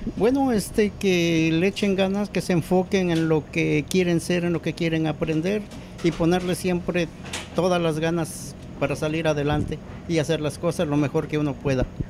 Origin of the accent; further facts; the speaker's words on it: Puebla, Mexico; now in United States; yo soy de Puebla, México